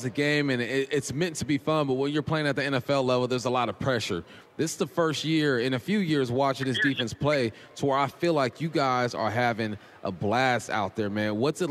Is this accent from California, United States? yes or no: yes; Southern California, United States; moved away as an adult; now in Seattle, United States; I'm from Southern California